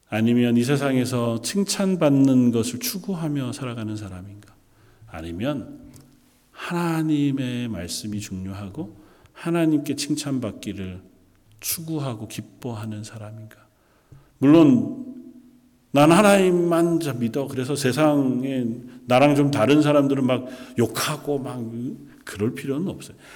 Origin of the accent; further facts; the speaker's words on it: South Korea; moved away as an adult; now in Canada; 이미 캐나다로 떠나온 지 꽤 오래되었고 어렸을 적에 자라던 함께 자라던 친구들은 그리 많지 않고